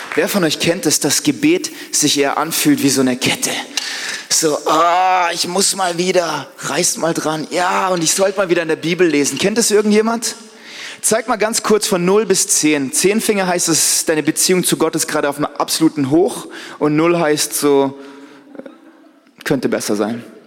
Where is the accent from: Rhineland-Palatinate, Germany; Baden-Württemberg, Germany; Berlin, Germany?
Baden-Württemberg, Germany; Black Forest; bei uns im Schwarzwald